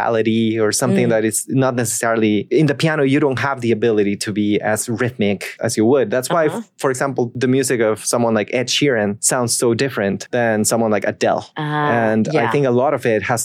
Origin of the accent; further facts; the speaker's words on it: Costa Rica; so I'm Costa Rican